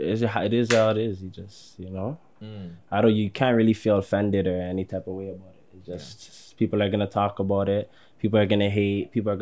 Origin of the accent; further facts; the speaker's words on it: Toronto, Ontario, Canada; I'm from Olive. I'm trying to say it's in Rexdale, but I don't claim Rex.